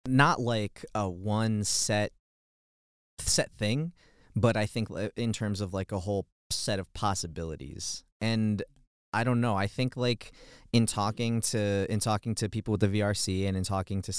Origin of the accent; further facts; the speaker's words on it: Chicago, Illinois, United States; moved away as an adult; now in Boulder, United States; I come from Chicago, Chicago, Illinois, and I'm like what you would call a city kid